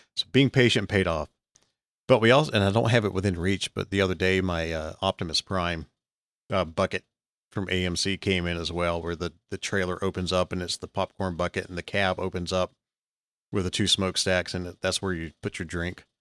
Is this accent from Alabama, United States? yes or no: yes; Alabama, United States; also born or lived in Texas